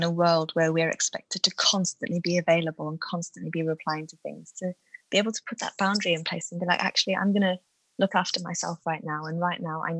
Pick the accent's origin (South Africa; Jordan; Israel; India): South Africa; moved away; I grew up in South Africa